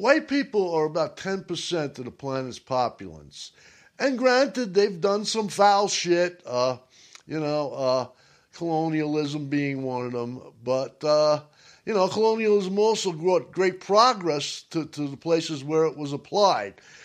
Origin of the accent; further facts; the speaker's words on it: New York, United States; I'm from New York